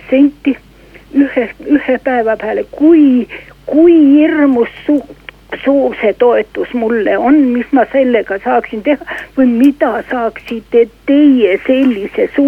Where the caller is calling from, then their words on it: Tartu, Tartu County, Estonia; tere, olen liikumispuudega pensionär Tartust.